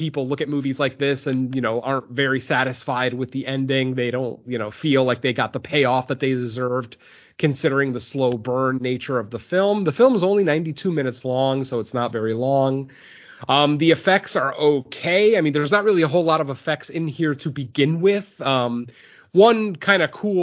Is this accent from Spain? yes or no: yes; Spain; Spain, you know, my home country